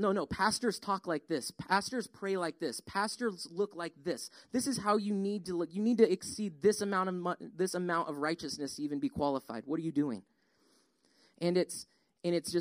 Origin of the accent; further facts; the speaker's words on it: Colorado, United States; now in Georgia, United States; We grew up in Colorado.